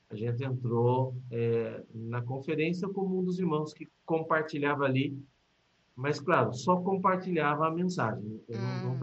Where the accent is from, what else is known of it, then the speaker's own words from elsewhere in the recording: Piracicaba, São Paulo, Brazil; sou brasileiro, nascido em Piracicaba, né? no interior aqui de São Paulo. Então, nasci, cresci em Piracicaba, então.